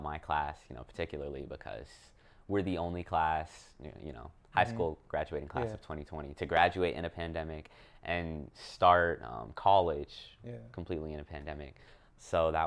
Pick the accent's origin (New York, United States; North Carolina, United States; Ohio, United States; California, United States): North Carolina, United States; right outside of Charlotte, Lake Norman area; also born or lived in Chicago, Illinois / Pleasant Prairie, Wisconsin / Baltimore, Maryland; I grew up right outside of Charlotte, Lake Norman area